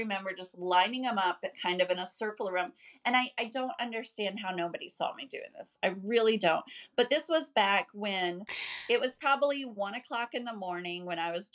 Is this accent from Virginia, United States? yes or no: no; Florida, United States; also born or lived in Clewiston, Florida; I was born in Florida